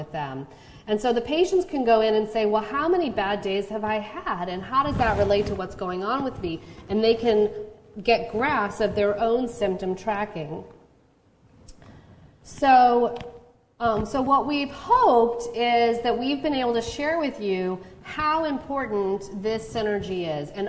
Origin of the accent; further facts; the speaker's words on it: Chicago, Illinois, United States; now in Charlottesville, United States; Where I grew up in Chicago